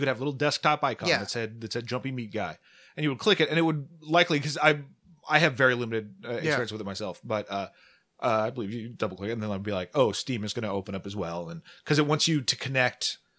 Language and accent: English; Omaha, Nebraska, United States; So I grew up in Omaha, and he's just been a fixture there forever